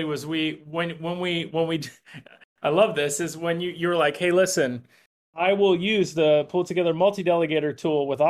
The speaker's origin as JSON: {"language": "English", "town": "Wellington", "region": "Florida", "country": "United States", "tie": "born or raised there", "also_born_or_lived": "West Palm Beach", "said": "I grew up in Wellington"}